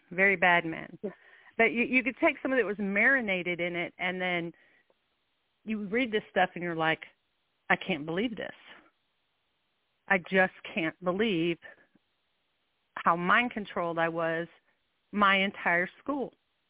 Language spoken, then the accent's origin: English; Illinois, United States; I was raised in Illinois, land of Lincoln.